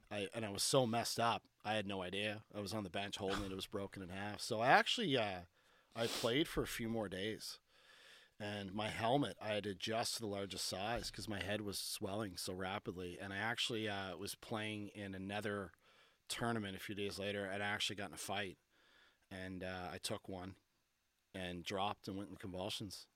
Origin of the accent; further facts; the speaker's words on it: Barrie, Ontario, Canada; also born or lived in Cole Harbour, Nova Scotia; I'm from Cole Harbor, but I, most of my childhood I spent in Barrie, Ontario